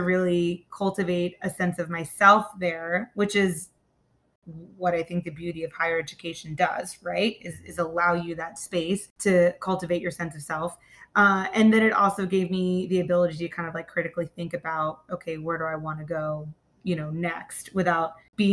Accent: Myrtle Beach, South Carolina, United States; Growing up in Myrtle Beach, that was interesting because, you know, my mother was British

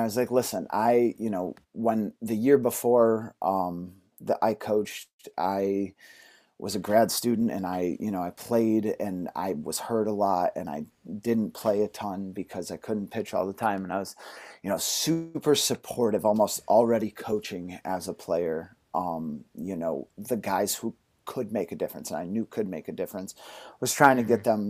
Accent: Cooperstown, New York, United States; I was born in Cooperstown, New York, uh, home of baseball, where the Hall of Fame is.

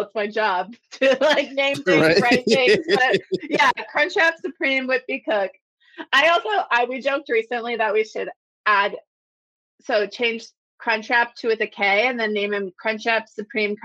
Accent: Florida, United States; now in Chicago, United States; I'm from Florida

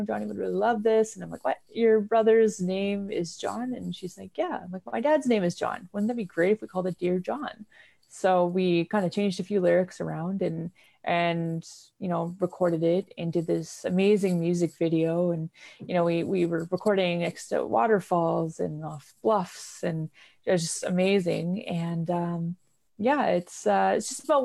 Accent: Vancouver, British Columbia, Canada; I grew up in Vancouver, BC.

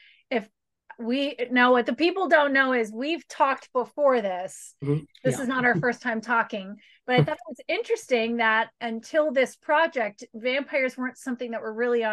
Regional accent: the South, United States; growing up in the South where I did

